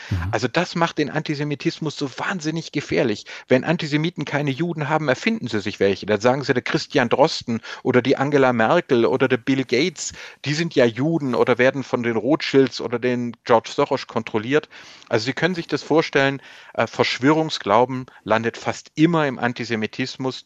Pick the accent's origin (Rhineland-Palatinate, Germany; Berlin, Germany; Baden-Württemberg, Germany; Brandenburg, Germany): Baden-Württemberg, Germany; Swabia; als Schwabe